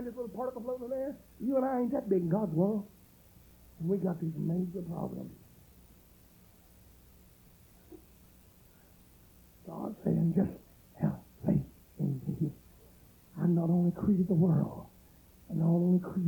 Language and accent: English; Pitkin, Louisiana, United States; I'm from Pitkin